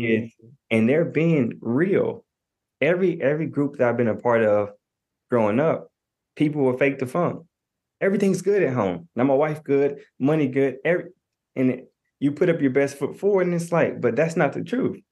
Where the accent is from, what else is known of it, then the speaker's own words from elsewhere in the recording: Knoxville, Tennessee, United States; I'm from Knoxville, Tennessee.